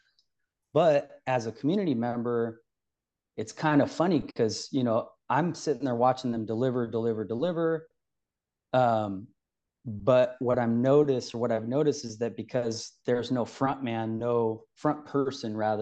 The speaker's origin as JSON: {"language": "English", "town": "Sacramento", "region": "California", "country": "United States", "tie": "born or raised there", "also_born_or_lived": "Bay Area", "said": "From California, the state capital, actually, my whole life. Spent some time in the Bay Area, a few years living there, but I'm pretty much Sacramento my whole life."}